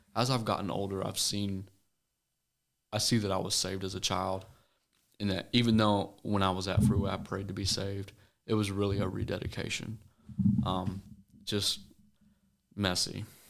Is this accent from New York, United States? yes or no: no; Pleasant Hill, Missouri, United States; I'm from a small town called Pleasant Hill, Missouri. Um, you probably tell it by my accent, but, and my dad's from Tennessee, so I got a blend of both worlds.